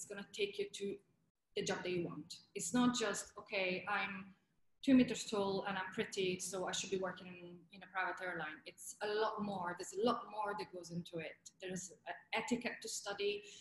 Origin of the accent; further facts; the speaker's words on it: Italy; accent: Italian; English is a second language; moved away as an adult; also born or lived in England; my Italian accent was too strong